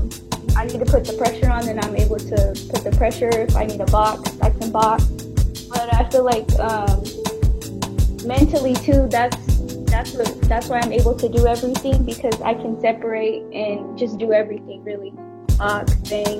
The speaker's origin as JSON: {"language": "English", "town": "Oakland", "region": "California", "country": "United States", "said": "I'm from Oakland, California, and I train at Lightning Boxing Club."}